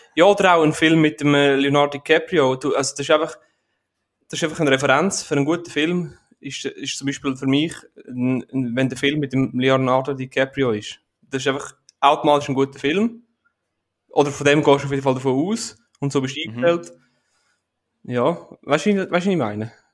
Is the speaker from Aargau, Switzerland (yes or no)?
yes; Aargau, Switzerland; bei uns in der Schweiz, bei, bei uns im, im Aargau